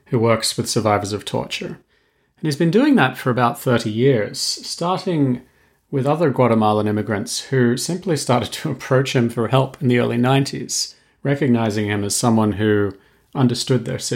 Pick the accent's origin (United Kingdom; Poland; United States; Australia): Australia; I'm actually Australian